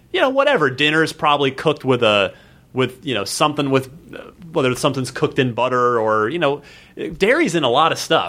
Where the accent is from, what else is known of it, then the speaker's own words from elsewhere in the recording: Arizona, United States; also born or lived in New Jersey; I mostly grew up in Arizona after we moved out from New Jersey